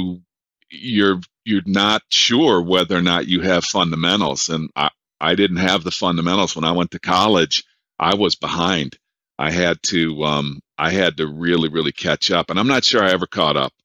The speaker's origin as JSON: {"language": "English", "town": "Detroit", "region": "Michigan", "country": "United States", "also_born_or_lived": "Boise, Idaho", "moved": "as an adult", "said": "I'm from Detroit"}